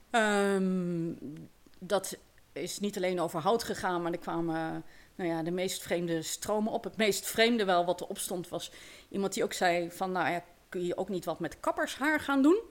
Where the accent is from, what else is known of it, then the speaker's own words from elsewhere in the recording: Eindhoven, North Brabant, Netherlands; moved away as an adult; now in Lunteren, Netherlands; Ik ben inderdaad opgegroeid in, eh, in Eindhoven.